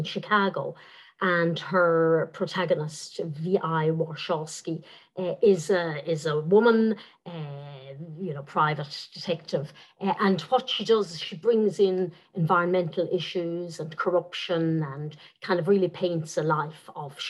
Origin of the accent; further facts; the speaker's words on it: Dublin, Leinster, Ireland; first language Irish; I grew up speaking Irish in Dublin